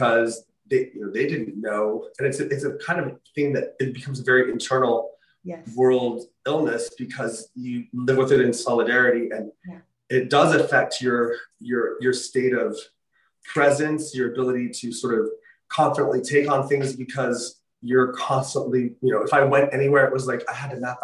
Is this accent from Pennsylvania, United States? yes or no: no; Utah, United States; my home state, the University of Utah